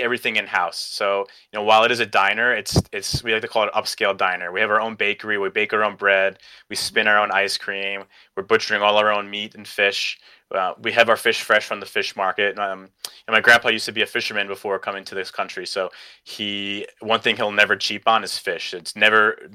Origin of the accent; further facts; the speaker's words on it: New York, United States; I grew up and lived in New York